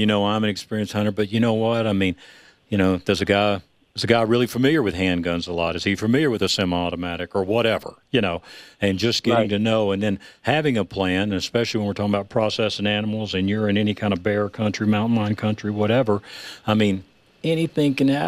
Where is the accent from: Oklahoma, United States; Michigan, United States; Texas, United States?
Texas, United States; moved away; I grew up in Texas